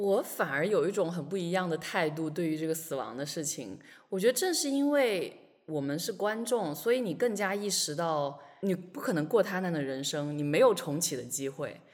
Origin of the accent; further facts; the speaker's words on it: China; 我一个出生在中国但是几乎是同龄